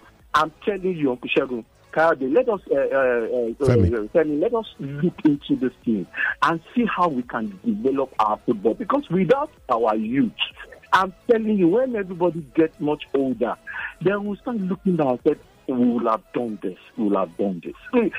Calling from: Lagos, Nigeria; I'm calling from Ojota.

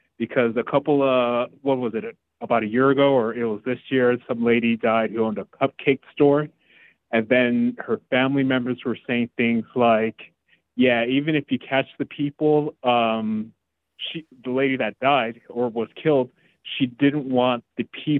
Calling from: West Coast, United States; it's funny because, like, I'm also from the West Coast, following up from the lady who called before, who's from Los Angeles. So I live in Oakland, and I work for the city of San Francisco

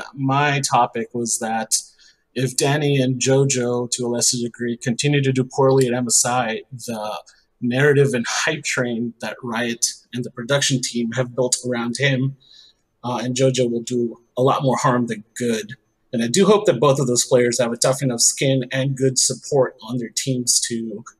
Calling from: Chicago, Illinois, United States; Hey, calling from the suburbs of Chicago.

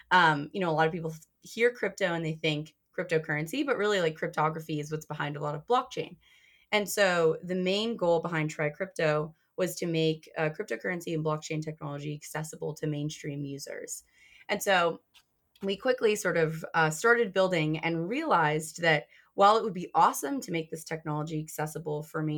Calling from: Ann Arbor, Michigan, United States; I am calling from Ann Arbor, Michigan.

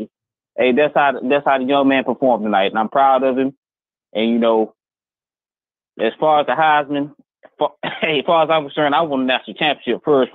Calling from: North Carolina, United States; from North Carolina, Kyle.

